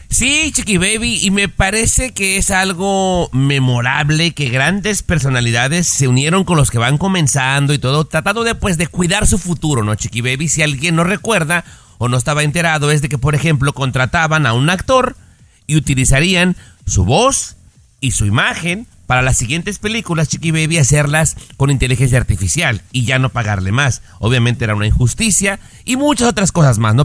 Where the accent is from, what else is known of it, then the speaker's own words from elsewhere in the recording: Mexico; cuando éramos niños en México